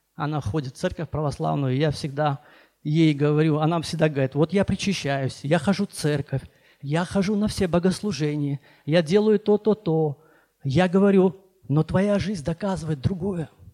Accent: Baku, Azerbaijan; moved away as an adult; also born or lived in Nagorno-Karabakh; now in Sochi, Russia; я вообще беженец из Баку

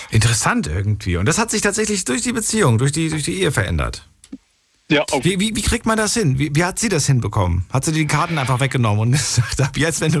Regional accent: Slovakia; als Slowake.

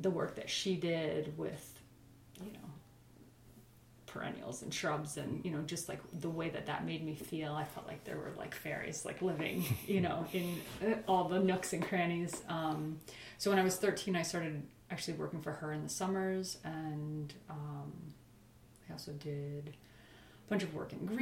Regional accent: Accord, New York, United States; I grew up in Accord, actually, which is not too far from here

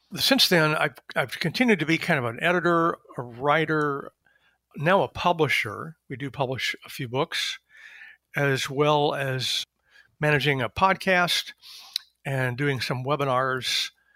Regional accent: East Texas, United States; moved away as an adult; also born or lived in Berkeley, California / Chicago; now in Washington, D.C., United States; I am originally a Southerner of a certain sort. I was born in East Texas and went to U T Austin

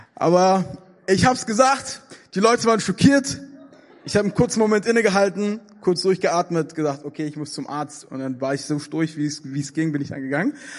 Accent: Germany; in Deutschland

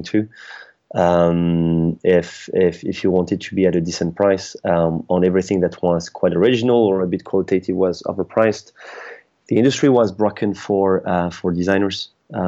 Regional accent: France; moved away as an adult; now in United Kingdom; I'm French. I was born in France, raised there, and I've been living in France for the first, I'll say, I'm trying to remember, 27 years of my life.

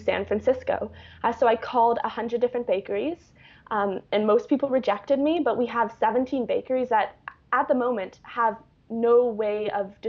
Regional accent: Vancouver, British Columbia, Canada; moved away as an adult; I come from Vancouver, Canada, which is a very wealthy city

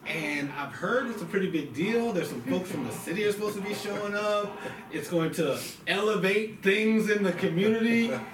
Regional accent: Philadelphia, Pennsylvania, United States; I grew up in Philly, went through the Philly public school

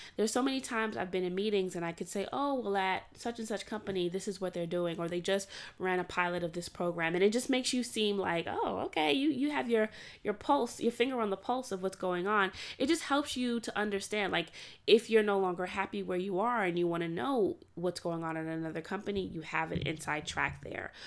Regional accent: New York City, New York, United States; also born or lived in Atlanta, Georgia; before going to college, I grew up in Brooklyn

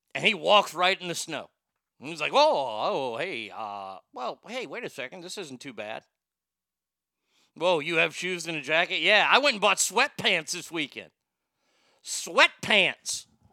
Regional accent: Texas, United States; my home state of Texas

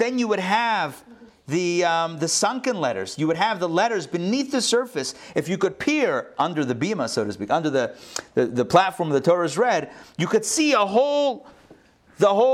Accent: Pittsburgh, Pennsylvania, United States; now in Atlanta, United States; my local area code growing up in Pittsburgh, Pennsylvania

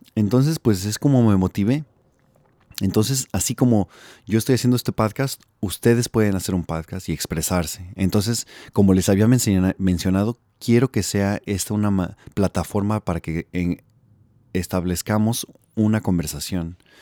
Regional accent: Mexico City, Mexico; also born or lived in Milwaukee, Wisconsin, United States; now in Los Angeles, United States; soy del DF. Eh, nací en la Ciudad de México y me vine a Gringolandia en el 99, entonces ya llevo aproximadamente 16 años acá

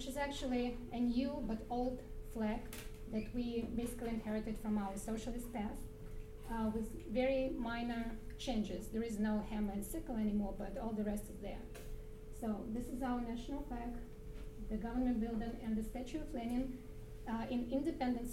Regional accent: Belarus; moved away; my home country, about Belarus

